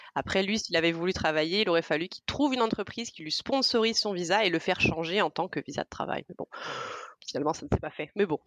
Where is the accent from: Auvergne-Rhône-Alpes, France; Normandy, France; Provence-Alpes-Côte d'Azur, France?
Provence-Alpes-Côte d'Azur, France; moved away as an adult; also born or lived in Brazil / Montpellier; now in Argentina; J'ai passé toute ma vie euh, en Provence, dans le sud de la France